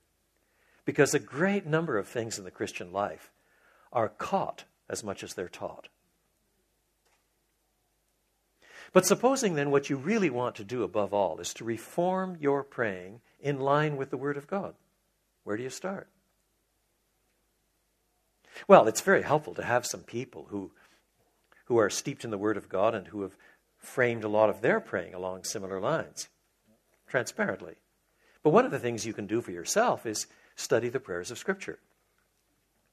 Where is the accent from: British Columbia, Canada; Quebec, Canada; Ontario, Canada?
Quebec, Canada; I was brought up in French Canada, so it was a bilingual home. We learned to pray in English and French